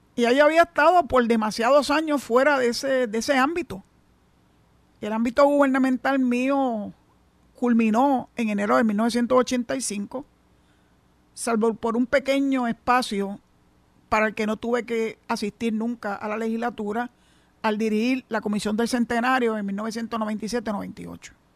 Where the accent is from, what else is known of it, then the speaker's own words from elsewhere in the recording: Puerto Rico; somos boricua